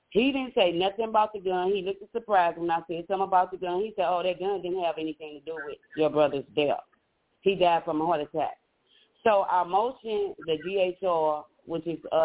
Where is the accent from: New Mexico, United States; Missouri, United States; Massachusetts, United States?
Missouri, United States; St. Louis; I'm a native from St. Louis, Missouri